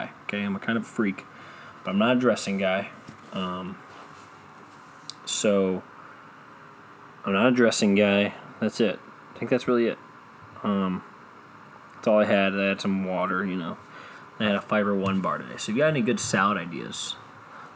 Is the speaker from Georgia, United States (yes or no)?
no; Cleveland, Ohio, United States; I'm from Cleveland